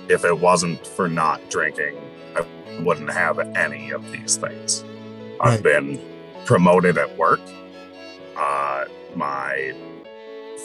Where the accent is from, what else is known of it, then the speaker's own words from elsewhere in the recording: Minnesota, United States; also born or lived in Troy, New York; I was moved to Minnesota